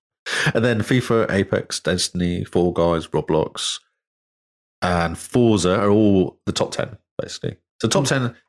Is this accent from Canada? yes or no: no; England, United Kingdom; I'm English.